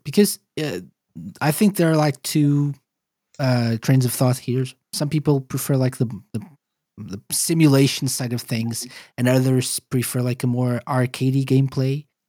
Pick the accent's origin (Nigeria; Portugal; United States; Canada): Portugal; So I'm Portuguese